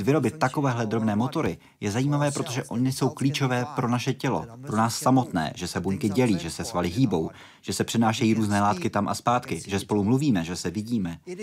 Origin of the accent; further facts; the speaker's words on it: Netherlands; Já jsem samozřejmě z Nizozemska